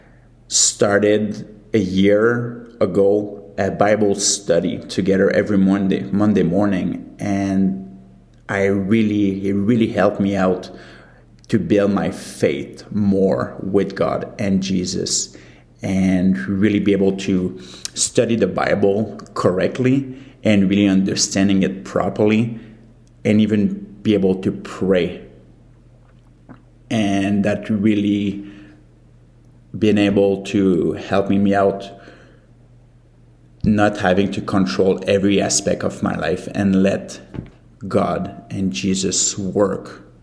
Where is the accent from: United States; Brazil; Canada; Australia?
Canada; Montreal, Quebec; moved away as an adult; now in Calgary, Canada; I'm from Montreal, Quebec, and been living in Calgary, Alberta for the past 7 years.